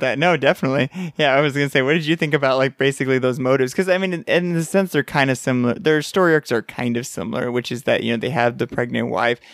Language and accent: English; San Antonio, Texas, United States; we're from San Antonio that has a hockey team. We have the Rampage here